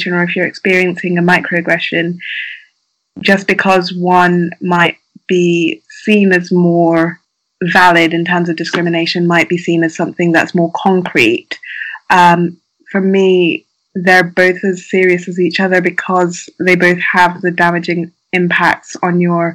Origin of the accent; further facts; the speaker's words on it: United Kingdom; I am a Black woman who grew up in the UK